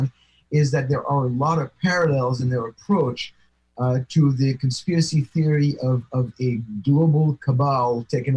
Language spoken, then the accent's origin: English; near Paris, Île-de-France, France; moved away; my hometown near Paris on that kosher supermarket that I used to go there all the time because that's where I used to live